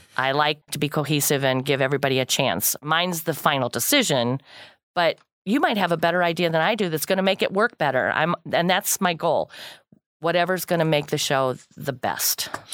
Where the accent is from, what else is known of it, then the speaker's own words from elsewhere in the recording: Kankakee County, Illinois, United States; I'm born and raised in Kankakee County, lived here all my life